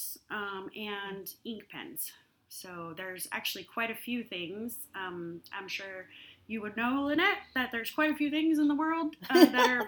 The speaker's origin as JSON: {"language": "English", "town": "Albuquerque", "region": "New Mexico", "country": "United States", "tie": "born or raised there", "moved": "yes", "said": "one of the things that I miss the most about New Mexico, specifically Albuquerque, is the Albuquerque International Balloon Fiesta with all the hot air balloons"}